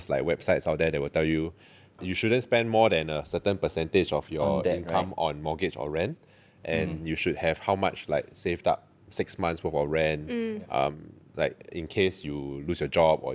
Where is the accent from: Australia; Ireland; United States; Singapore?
Singapore; West Region; I'm Bukit Panjang kid